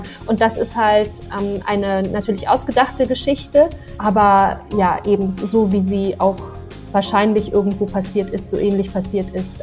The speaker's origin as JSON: {"language": "German", "region": "Berlin", "country": "Germany", "said": "ich bin ja auch ein Großstadtmädchen, ich komme ja aus Berlin"}